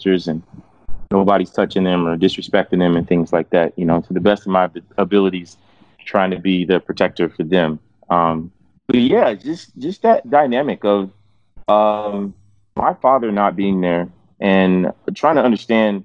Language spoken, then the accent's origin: English; Fort Wayne, Indiana, United States; I was born in Fort Wayne, Indiana, most random place ever